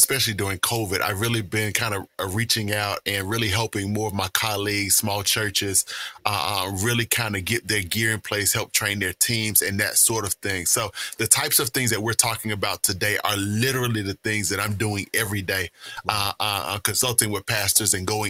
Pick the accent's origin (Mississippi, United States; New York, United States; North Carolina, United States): Mississippi, United States; Jackson; I pastor in my hometown of Jackson, Mississippi.